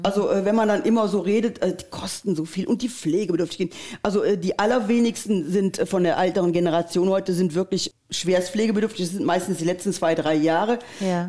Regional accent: Geilenkirchen, North Rhine-Westphalia, Germany; unsere Stadt Geilenkirchen

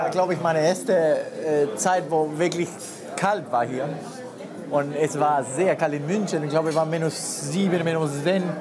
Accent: Peru; German is a second language; moved away as an adult; also born or lived in Bremen

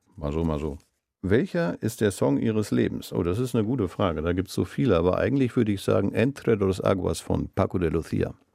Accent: Essen, North Rhine-Westphalia, Germany; moved away as an adult; now in Bremen, Germany; Ich bin in Essen groß geworden und bin da zur Schule gegangen

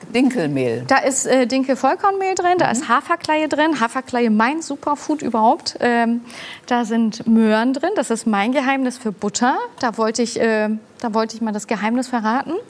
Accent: Hamburg, Germany; Ich bin in Hamburg geboren und aufgewachsen, direkt auch in St. Pauli

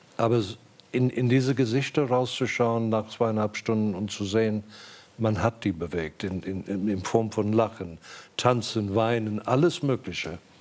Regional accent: South Africa; moved away as an adult; also born or lived in England / Germany; Ich, ich bin aus Südafrika gegangen

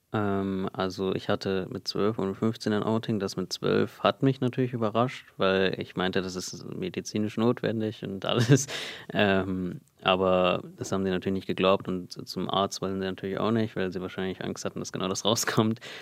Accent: Germany; Also ich bin hier geboren in Deutschland. Meine Eltern sind 1995 hierher gekommen, sind beide aus Indien, streng kulturell aufgewachsen und ich bin hier mit meinem Bruder in Deutschland groß groß geworden

